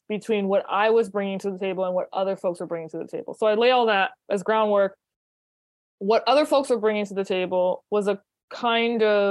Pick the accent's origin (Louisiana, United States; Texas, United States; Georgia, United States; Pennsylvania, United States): Louisiana, United States; New Orleans; moved away as an adult; also born or lived in New York; I moved to New York from New Orleans originally